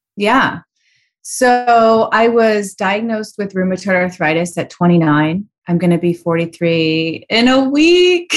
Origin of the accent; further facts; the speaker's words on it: Chicago, Illinois, United States; It was very unusual growing up in Chicago in the eighties